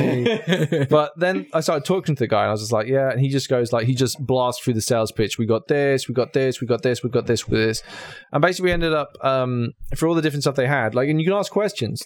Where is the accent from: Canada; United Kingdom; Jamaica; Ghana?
United Kingdom; as a Brit